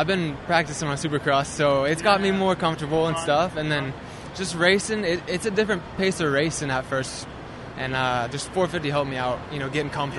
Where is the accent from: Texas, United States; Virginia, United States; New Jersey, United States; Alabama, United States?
Texas, United States; Houston; I'm from Houston, Texas.